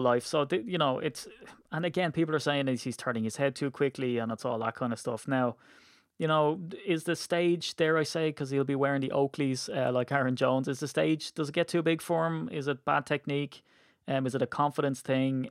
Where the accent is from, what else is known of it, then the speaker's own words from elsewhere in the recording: Ireland; as an Irishman